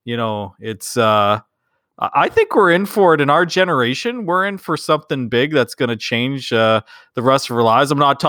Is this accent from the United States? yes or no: no; Canada; We're those Canadian lads. We got it going on, bud.